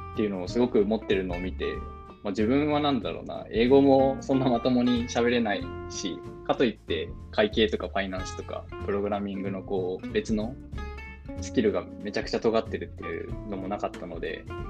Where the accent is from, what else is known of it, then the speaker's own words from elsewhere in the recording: Fukuoka, Japan; moved away as an adult; also born or lived in Tokyo / California, United States; now in Dublin, Ireland; もともと日本で生まれて、大学で東京に出る前までは、えーと、ずっと福岡で育ちました